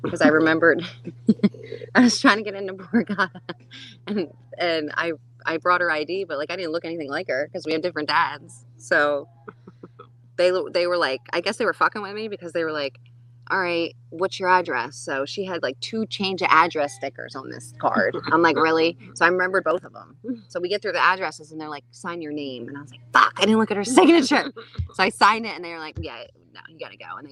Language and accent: English; New Jersey, United States; moved away; Jersey. Both of us.